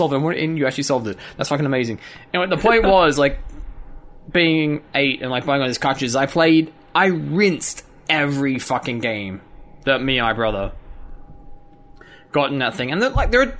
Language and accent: English; Australia; being Australian